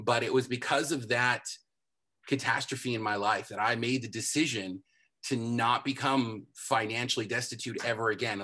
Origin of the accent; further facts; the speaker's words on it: Southern California, United States; I'm born and raised in Southern California